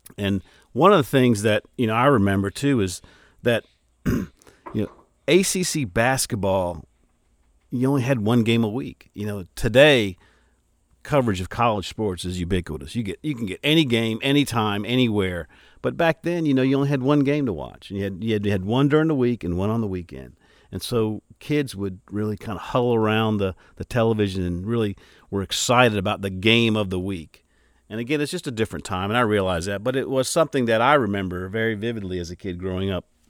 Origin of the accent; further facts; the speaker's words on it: Charlotte, North Carolina, United States; as a young kid growing up in Charlotte, North Carolina